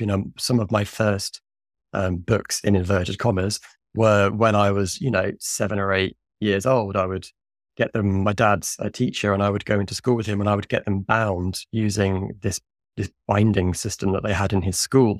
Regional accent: Suffolk, East of England, United Kingdom; now in London, United Kingdom; our tiny little local independent cinema in my hometown in Suffolk, in the east of England

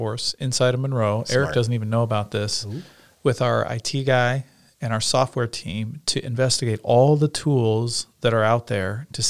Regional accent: Nebraska, United States; So I'm from Nebraska.

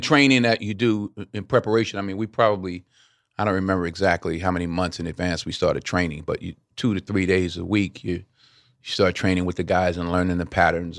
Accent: Mount Vernon, New York, United States; moved away as an adult; now in Los Angeles, United States; I grew up in Mount Vernon, so I grew up in a great basketball town

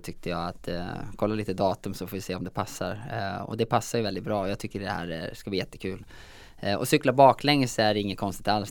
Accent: Säter, Dalarna County, Sweden; Jag är ju från Säter i Dalarna

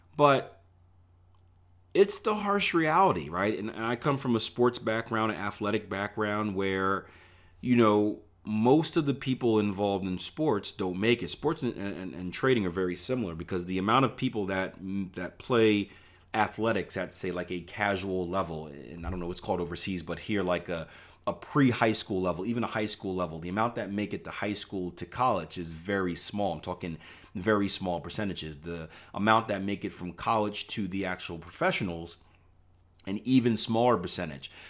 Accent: Philadelphia, Pennsylvania, United States; moved away; I grew up in Philadelphia, P A, where things weren't always so nice.

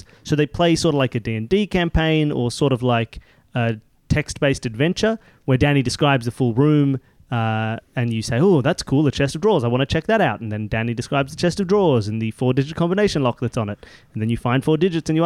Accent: Sydney, New South Wales, Australia; we're in LA, which is not usual for us because we are from Sydney in Australia.

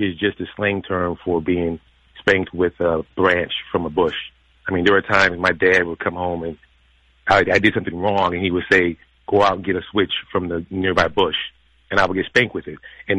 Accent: Minnesota, United States; I grew up in Minnesota. Mm-hmm. My parents are from Mississippi.

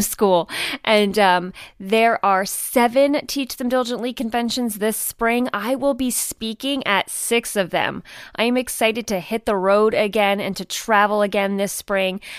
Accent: United States; moved away; I grew up outside of New York City

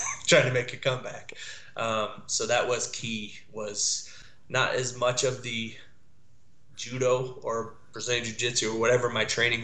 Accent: Dallas, Texas, United States; I grew up with him in Dallas and Texas

